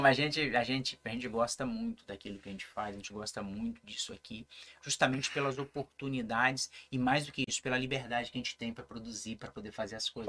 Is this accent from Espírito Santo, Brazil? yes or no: yes; São Mateus, Espírito Santo, Brazil; also born or lived in Curitiba; eu sou aqui do interior de São Mateus, né? Uhum. nasci no Córrego do Macaco